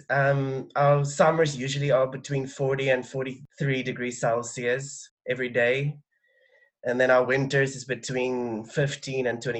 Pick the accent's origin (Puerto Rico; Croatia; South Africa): South Africa; I'm from South Africa.